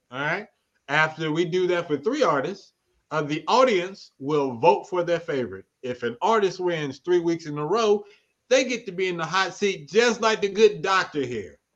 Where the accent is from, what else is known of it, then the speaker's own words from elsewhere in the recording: Cleveland, Mississippi, United States; I'm originally from Mississippi. I'm from Cleveland, Mississippi.